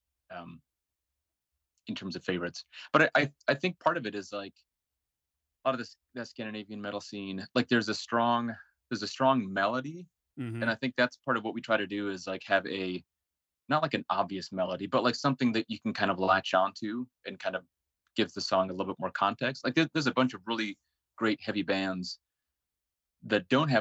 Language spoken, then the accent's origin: English; Seattle, Washington, United States; also born or lived in Finland; And I was born in Finland, but moved to the U.S. as a little baby. So I grew up in the Seattle area.